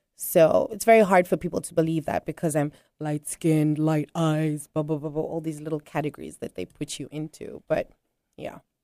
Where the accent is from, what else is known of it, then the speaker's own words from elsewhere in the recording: South Africa; now in Tanzania; I am originally South African, but I reside on the, in the beautiful country of Tanzania